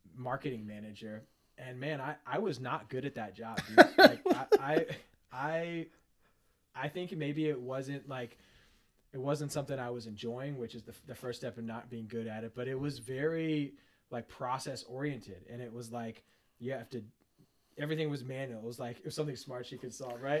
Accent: Seattle, Washington, United States; I grew up around here, Seattle

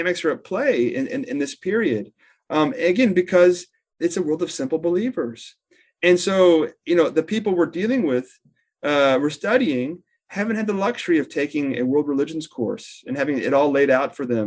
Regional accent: Houston, Texas, United States; I'm from Houston

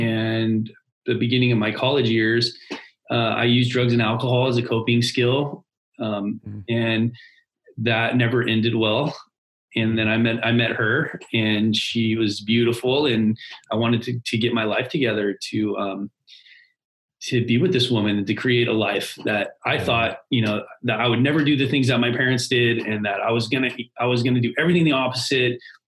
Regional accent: California, United States; So, long story short is I grew up in Southern California.

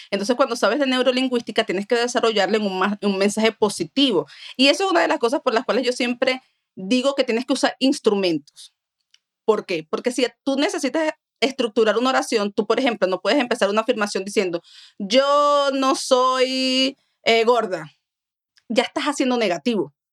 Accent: Colombia; now in United States; Dios te dio la ventaja y la virtud de que no solamente eres colombiana, sino que también soy americana y sé de las dos culturas y me puedo desarrollar y soy una latina que hablo un español muy bien

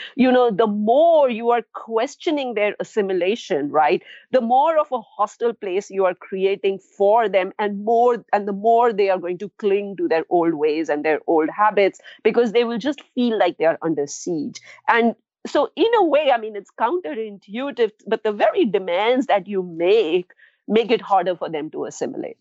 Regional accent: India; moved away; also born or lived in New Delhi; I'm from India

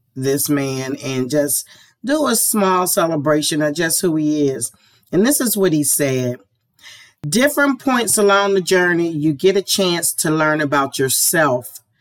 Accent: Pittsburgh, Pennsylvania, United States; I grew up in Homewood

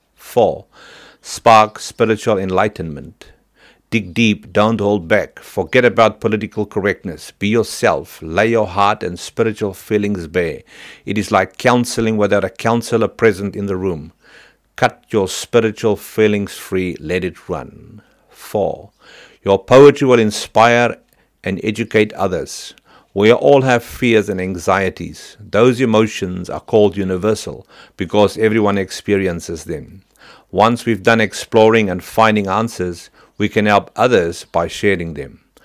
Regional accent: Virginia, Free State, South Africa; now in New Zealand; I come from Saiplas and Harmony, Virginia, in the Free State, where the large wheels of Harmony Gold Mining Company used to spin, where Dad worked many long hours

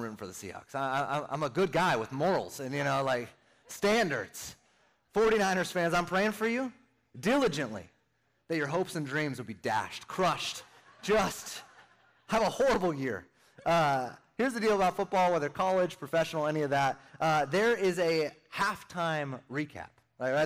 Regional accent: Northern California, United States; moved away; also born or lived in Arizona; born and raised in Northern California

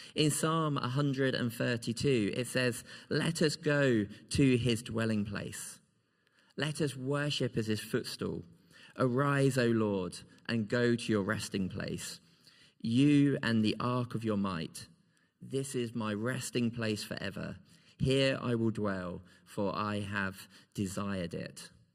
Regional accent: Kent, South East England, United Kingdom; moved away as an adult; now in Scotland, United Kingdom; I have a place that I would always call home still in Kent. Because this is a place where I grew up

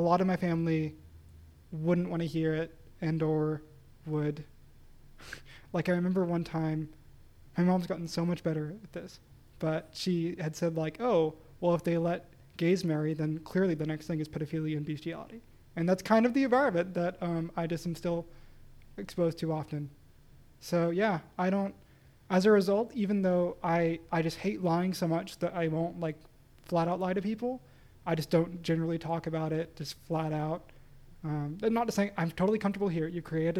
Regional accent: the Bible Belt, the South, United States; we grew up in the Bible Belt.

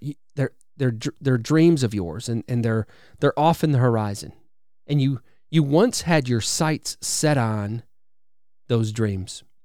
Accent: Wisconsin, United States; now in Alabama, United States; I live in Alabama now, but I'm originally from Wisconsin.

